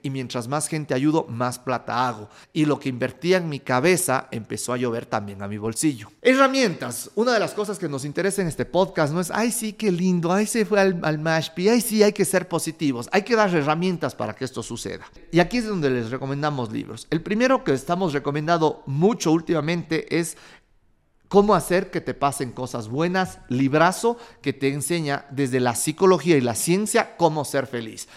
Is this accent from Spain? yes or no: no; Cuenca, Azuay, Ecuador; como buen cuencano farrero